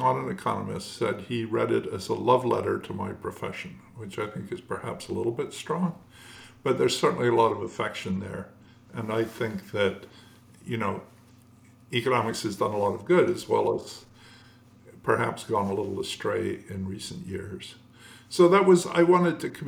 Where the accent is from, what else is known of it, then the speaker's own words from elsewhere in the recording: Edinburgh, Scotland, United Kingdom; moved away as an adult; also born or lived in Cambridge; now in United States; I grew up in Scotland